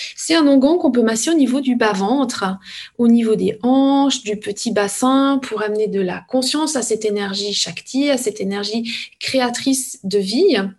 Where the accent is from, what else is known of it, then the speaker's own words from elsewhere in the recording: village of Evionnaz, Valais, Switzerland; je suis valaisanne. Je suis née dans le petit village d'Eviona